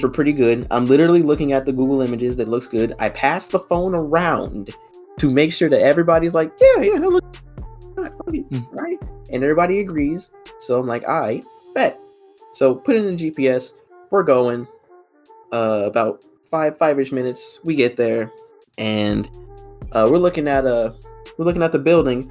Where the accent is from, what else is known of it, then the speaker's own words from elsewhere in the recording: Georgia, United States; I'm from Georgia